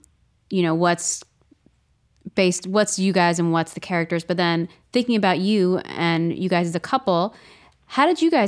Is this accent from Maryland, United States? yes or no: yes; Baltimore, Maryland, United States; I'm actually from Baltimore